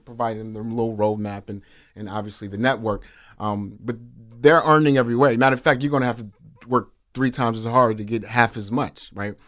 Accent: New York City, New York, United States; originally born in Harlem, New York City, Flower Hospital no longer is open. Um, grew up in Harlem River Projects.

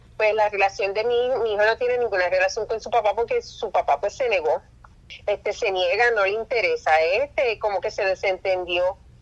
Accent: Puerto Rico; also born or lived in New York; yo nací en Nueva York y cuando yo tenía unos tres, cuatro años, mi papá decidió este, mudarse para Puerto Rico

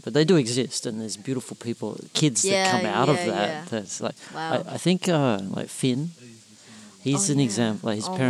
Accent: Australia; being an Australian male. Like dance is not part of our culture, or it certainly wasn't when I grew up.

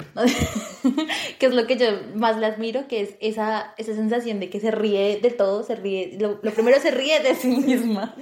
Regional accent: Bogotá, Colombia; moved away as an adult; also born or lived in Turkey; now in Malta; yo soy colombiana, eh, nací en una hermosa, hermosa ciudad llamada Bogotá

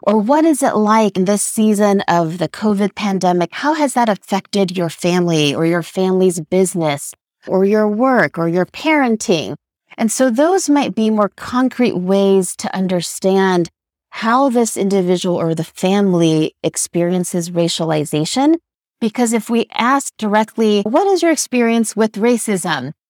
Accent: Los Angeles, California, United States; I was born and raised in Los Angeles.

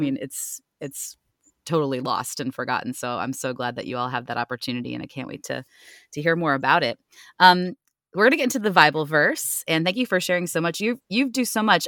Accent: Ohio, United States; now in Virginia, United States; I'm from Ohio originally

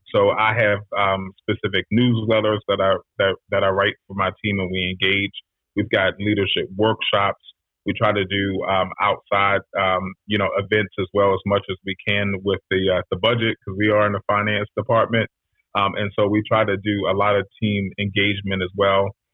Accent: Washington, District of Columbia, United States; also born or lived in Prince George's County, Maryland; I'm a DC cat myself. So I am um, born and raised in Washington D.C. in the city, not Maryland, not Virginia, but right. in D.C.

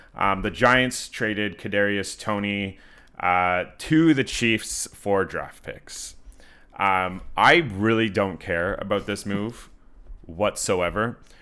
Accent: Canada; I'm from Canada

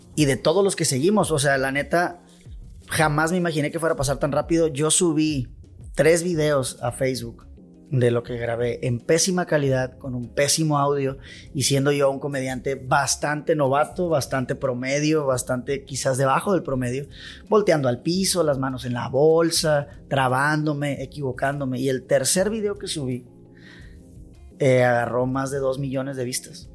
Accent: Culiacán, Sinaloa, Mexico; Yo soy orgullosamente de Barrancos.

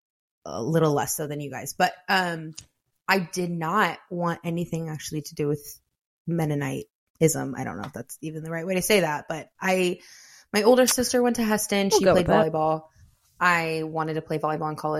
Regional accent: Kalona, Iowa, United States; So I'm from Iowa. I'm from a small town of Kelowna

